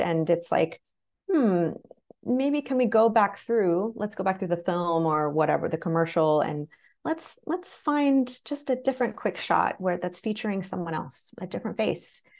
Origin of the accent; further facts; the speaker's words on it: the Ozarks, Southern Missouri, United States; I grew up in Southern Missouri, deep Southern Missouri in the Ozarks.